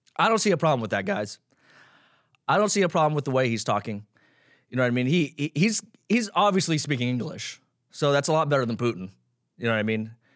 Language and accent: English; Las Vegas, Nevada, United States; now in Los Angeles, United States; I grew up in Las Vegas.